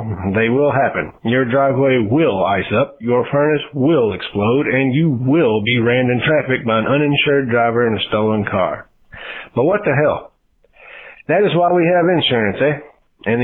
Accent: Louisville, Kentucky, United States; my hometown, Louisville, Kentucky

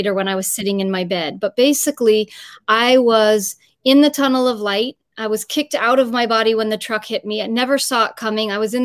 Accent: San Francisco, California, United States; also born or lived in Los Angeles; I'm originally born and raised in San Francisco, but then I moved to Los Angeles when I went to UCLA for college

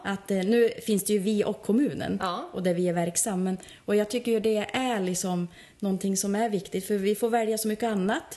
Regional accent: Bjuråker, Gävleborg County, Sweden; jag är ju själv från Bjuråker

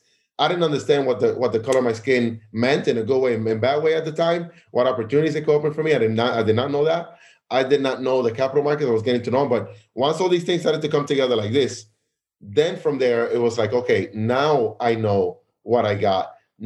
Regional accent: New York City, New York, United States; Again, I'm from Williamsburg. That's where I'm from.

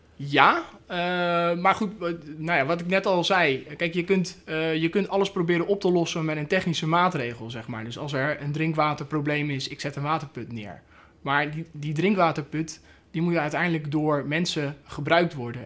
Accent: Netherlands; heb ik nou als, als Nederlander

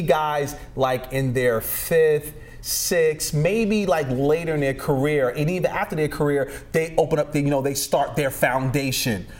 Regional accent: New York, United States; moved away; I'm originally from New York, and when I got here

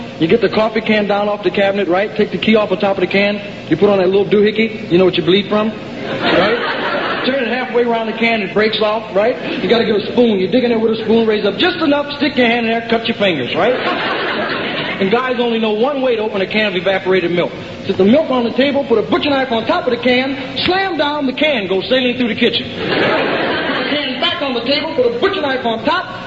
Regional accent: Peoria, Illinois, United States; I'm not a New Yorker. My home's in Peoria, Illinois.

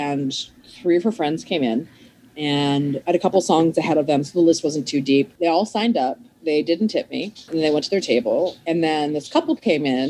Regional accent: Maryland, United States; moved away as an adult; also born or lived in Philadelphia; now in Los Angeles, United States; I'm from Maryland

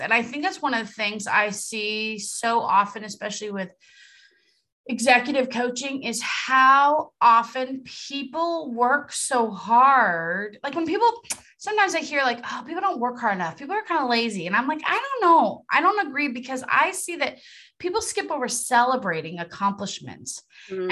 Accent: Los Angeles, California, United States; accent: Valley girl; I am from San Fernando Valley

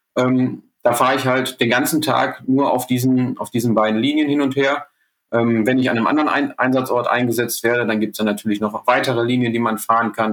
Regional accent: Ruhr area, North Rhine-Westphalia, Germany; bei uns im Ruhrgebiet

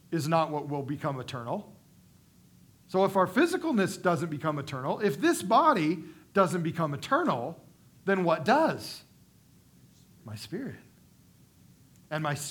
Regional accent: United States; as American people living in the wealthiest country in the world

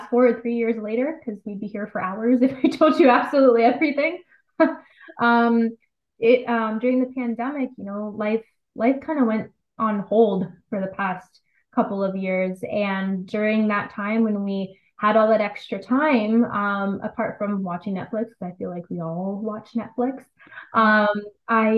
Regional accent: London, Ontario, Canada; now in Toronto, Canada; It all started actually in London, Ontario. I was born and raised in London. I'm in Toronto now.

